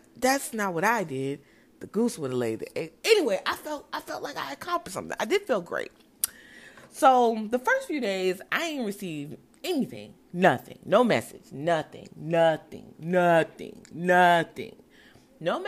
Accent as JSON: {"language": "English", "town": "Brownsville", "region": "New Jersey", "country": "United States", "tie": "born or raised there", "also_born_or_lived": "Newark, New Jersey", "said": "I was born in Newark, but raised in Brownsville, New Jersey"}